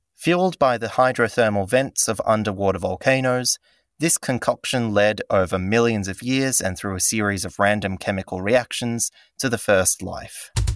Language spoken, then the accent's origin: English; Cyprus; I was born in Cyprus to a biologist and an architect